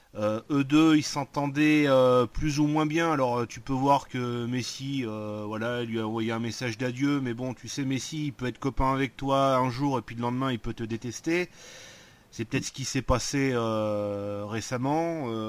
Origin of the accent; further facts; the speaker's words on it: Marseille, Provence-Alpes-Côte d'Azur, France; je suis Marseillais